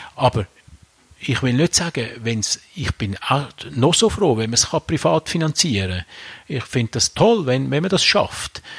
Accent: Aargau, Switzerland; now in Rüschlikon, Switzerland; Also ich bin ja im, im Aargau aufgewachsen

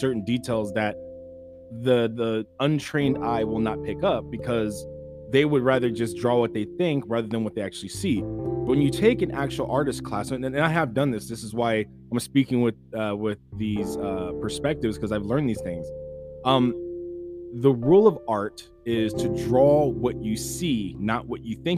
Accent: California, United States; I'm born and raised in California.

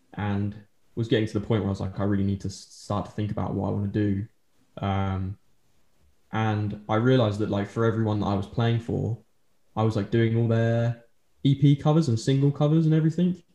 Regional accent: Colchester, East of England, United Kingdom; moved away as an adult; now in Norwich, United Kingdom; I'm originally from Colchester um, in Essex, and then moved here, and I've been living here ever since.

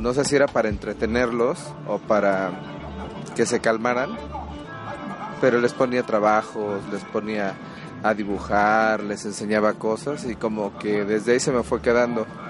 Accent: Tehuacán, Puebla, Mexico; soy de Tehuacán, Puebla

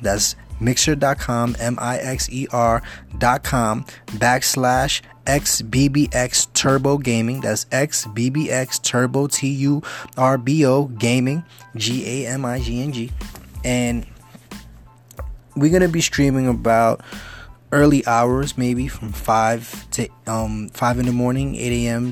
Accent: New York City, New York, United States; I'm originally from the Bronx. I grew up in the Bronx.

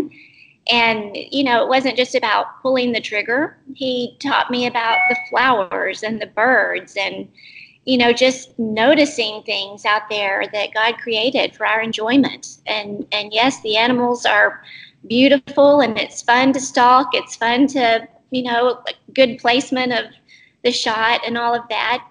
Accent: Albany, Texas, United States; I grew up in Albany, Texas

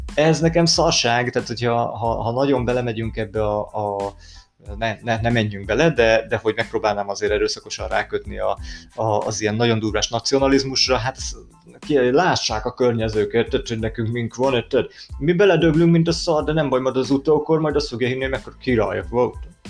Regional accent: Hungary; én magyar vagyok

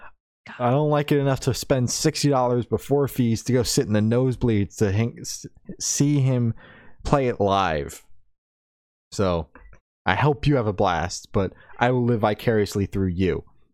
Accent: New Jersey, United States; I'm going to two shows. I'm from New Jersey.

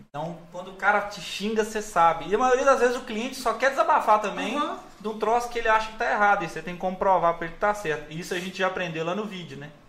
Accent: Resplendor, Minas Gerais, Brazil; Eu sou de Resplendor.

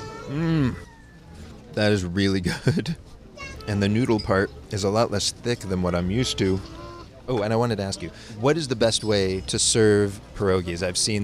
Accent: Pittsburgh, Pennsylvania, United States; moved away; back in my hometown of Pittsburgh

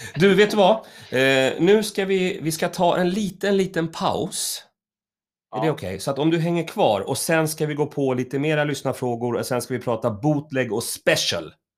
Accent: Stockholm, Stockholm County, Sweden; jag är uppvuxen i, i Högdalen, Hökarängen

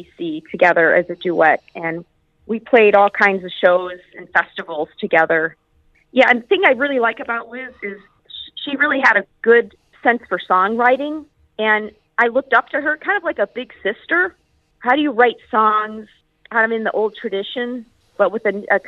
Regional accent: Chicago, Illinois, United States; we're both from Chicago

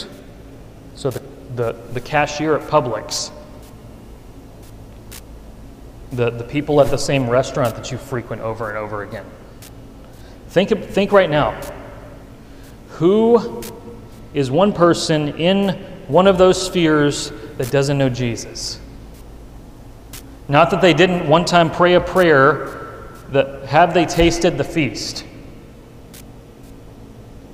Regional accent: the Bible Belt, United States; It was in my hometown

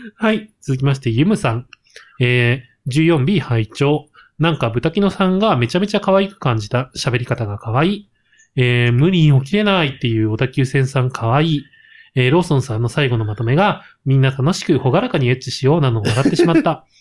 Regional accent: Gunma, Japan; moved away; 僕も方言のあんまり強くない地域で育った

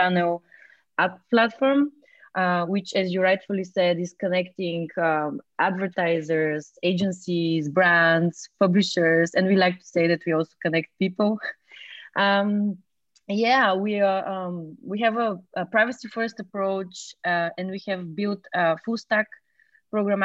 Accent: Bulgaria; moved away as an adult; now in Berlin, Germany; I'm from Bulgaria. And I've been living in Berlin since 2014.

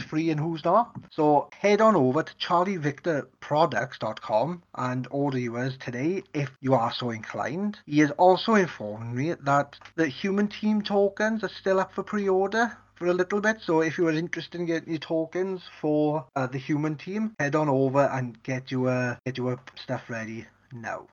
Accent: Wales, United Kingdom; I'm Welsh.

